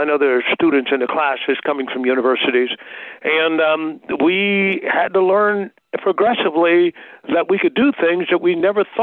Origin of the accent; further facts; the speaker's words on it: Tuskegee, Alabama, United States; Well, um, this is uh, most of our parents were Tuskegee Airmen. And uh, so the legacy of that was very present in the Tuskegee area. And so Tuskegee itself, small town, but but had a big legacy.